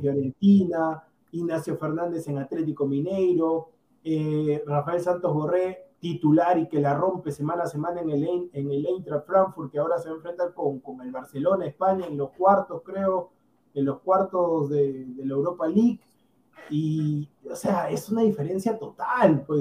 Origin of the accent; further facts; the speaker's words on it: Peru; nosotros somos peruanos también